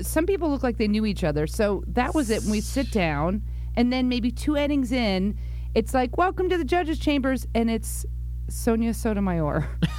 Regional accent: New York, United States; now in Los Angeles, United States; being a New Yorker.

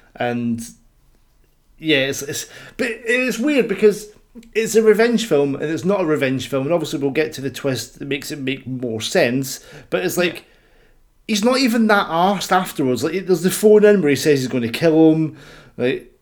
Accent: Scotland, United Kingdom; I'm Scottish

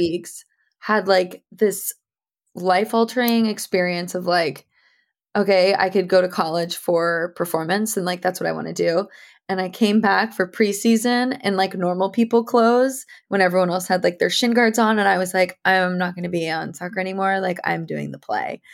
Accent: New Canaan, Connecticut, United States; I grew up in Connecticut

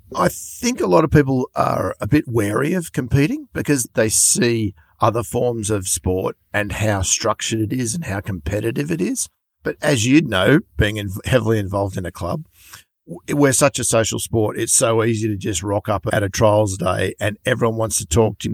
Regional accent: Sydney, New South Wales, Australia; I am from Sydney

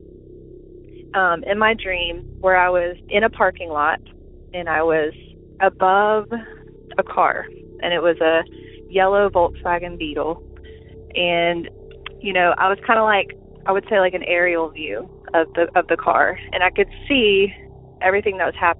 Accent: Alabama, United States; I'm from Alabama

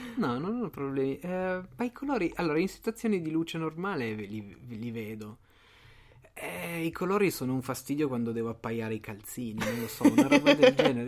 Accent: Liguria, Italy; sono ligure

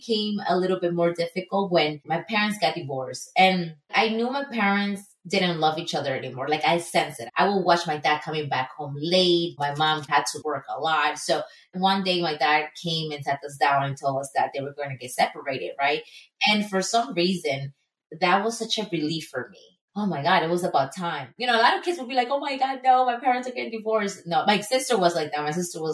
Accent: Ecuador; moved away as an adult; now in United States; I was born and raised in Ecuador

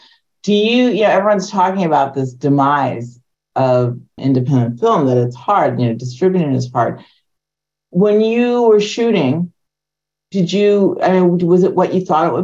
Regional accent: the South, United States; I grew up in the South

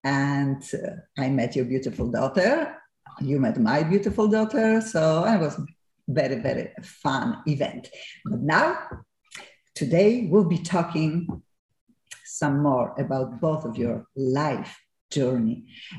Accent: Gliwice, Silesian Voivodeship, Poland; moved away as an adult; we are both from Gliwice. I was born in Gliwice. I spent there almost 27, 8 years of my life.

